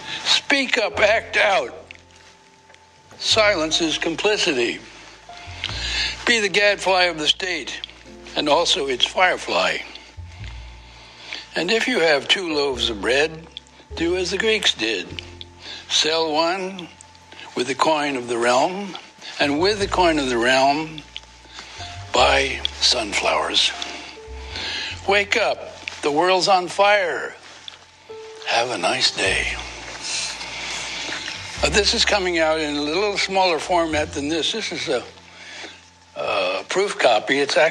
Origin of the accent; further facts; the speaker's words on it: Yonkers, New York, United States; born there; Oh, I was born in South Yonkers.